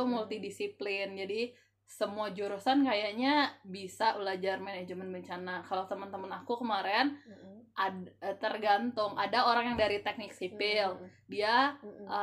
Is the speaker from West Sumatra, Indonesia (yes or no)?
yes; Batu Sangkar, West Sumatra, Indonesia; Aku asalnya itu dari Batu Sangkar kalau kamu